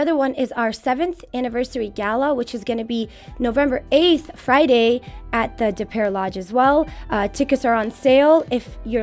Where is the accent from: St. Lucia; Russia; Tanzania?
Russia; Moscow; also born or lived in Kabul, Afghanistan; now in St. Louis, United States; I was raised in Moscow in Russia, where I did my elementary schooling